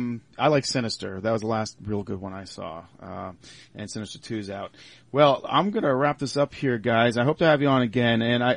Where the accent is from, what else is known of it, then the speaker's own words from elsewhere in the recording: Long Island, New York, United States; I'm actually from Long Island.